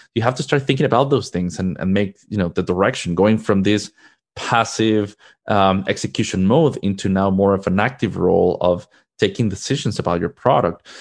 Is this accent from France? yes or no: no; Mexico; moved away as an adult; now in United States; Originally, I am from Mexico. That's where I was born and raised